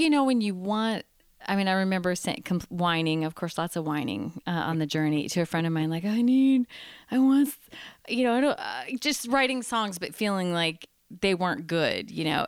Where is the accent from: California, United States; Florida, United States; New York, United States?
California, United States; San Diego; I grew up in San Diego, California.